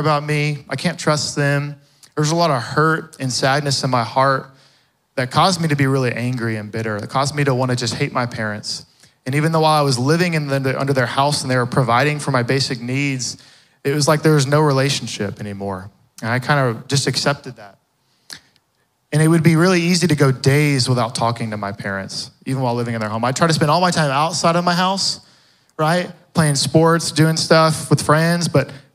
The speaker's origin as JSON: {"language": "English", "town": "Fort Worth", "region": "Texas", "country": "United States", "tie": "born or raised there", "said": "I grew up in the west side of Fort Worth"}